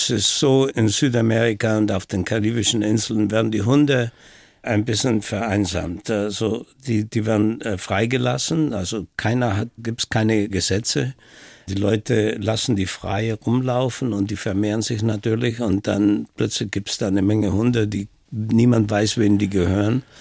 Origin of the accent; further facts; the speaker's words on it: Brixen, Trentino-Alto Adige, Italy; Ich bin in Brixen in Südtirol aufgewachsen. Und in der Gegend gab es eine Brücke und die wurde dann von den Amerikanern natürlich zerstört. Und die ganze Stadt war zerstört.